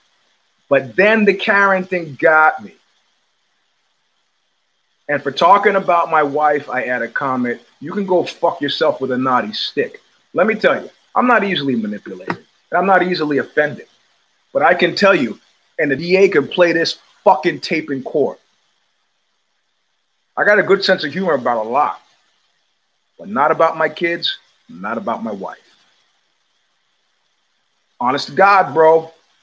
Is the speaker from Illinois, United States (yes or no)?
no; New York City, New York, United States; also born or lived in New Rochelle, New York / Cobble Hill, Brooklyn / Crown Heights, Brooklyn / Flatbush, Brooklyn; I grew up in Jamaica, Queens